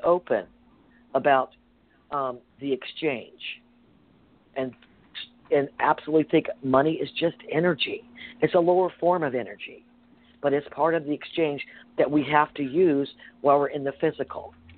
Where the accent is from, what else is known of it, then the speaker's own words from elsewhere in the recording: the South, United States; I grew up in the South